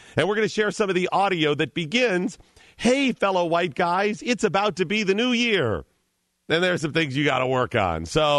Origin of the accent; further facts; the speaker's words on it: Cleveland, Ohio, United States; Yeah, I'm from Cleveland. Right. I'm from Cleveland.